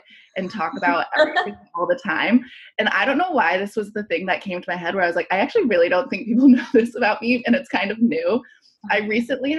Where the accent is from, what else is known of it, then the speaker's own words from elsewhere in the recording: Columbus, Ohio, United States; also born or lived in Chicago / San Francisco / London; now in New York City, United States; I'm from Columbus, Ohio